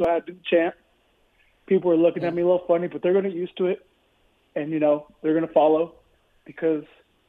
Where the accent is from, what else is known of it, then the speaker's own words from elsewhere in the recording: Las Vegas, Nevada, United States; born and raised in Vegas, Raider fan my whole life.